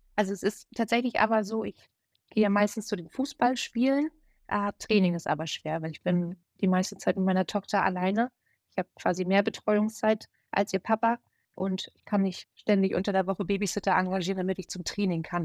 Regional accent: Germany; hier in meiner Heimat an der Ostsee

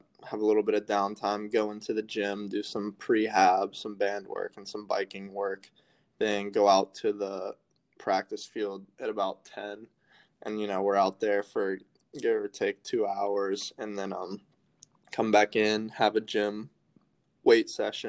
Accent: Charlotte, North Carolina, United States; also born or lived in Nashville, Tennessee; I'm from Charlotte, North Carolina. I was born in Nashville, Tennessee

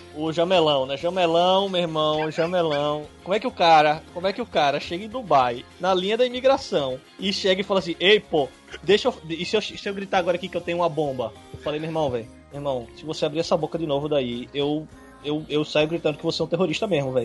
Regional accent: Northeast Brazil, Brazil; Pra nós aqui que somos nordestinos

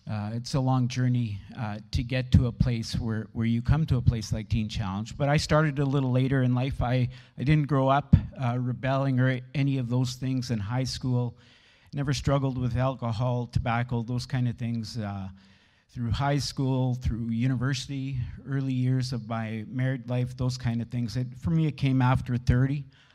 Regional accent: Steinbach, Manitoba, Canada; Born and raised in Steinbach

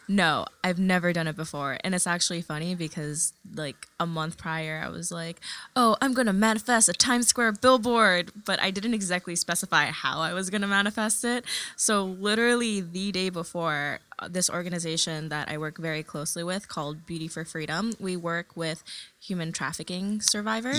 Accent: New York City, New York, United States; first language Tagalog; English is a second language; also born or lived in Manila, Philippines / California; we moved when I was three years old to California for a few months. And then from there, moved to New York City. And I'm like a total Queens baby through and through

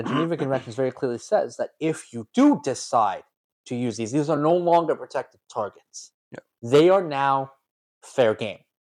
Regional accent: Canada; We're Canadian.

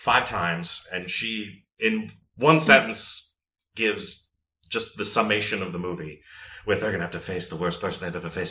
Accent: Northern Virginia, United States; I'm from Northern Virginia.

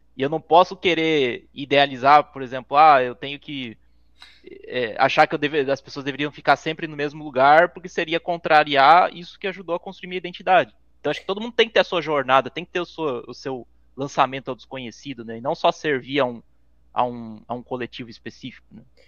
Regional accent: Santa Catarina, Brazil; moved away as an adult; also born or lived in São Paulo; eu voltei pra, pra meu estado natal, Santa Catarina

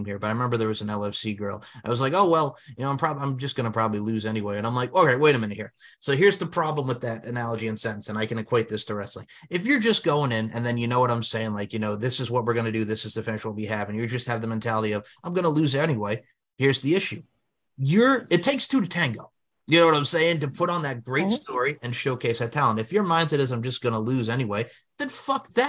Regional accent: New York, United States; as a New Yorker, and all right, I'm putting my New Yorker out there with Long Island

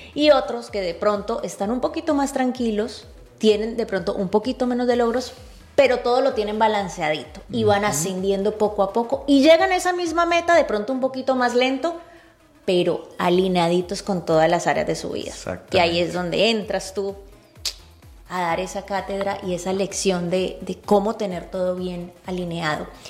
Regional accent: Cali, Valle del Cauca, Colombia; el Deportivo Cali, justo el, uno de los equipos de mi ciudad natal

